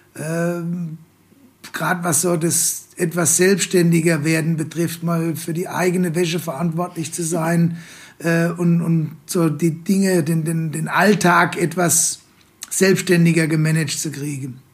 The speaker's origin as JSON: {"language": "German", "town": "Worms", "region": "Rhineland-Palatinate", "country": "Germany", "said": "BWL zu studieren bei uns in Worms an der Fachhochschule"}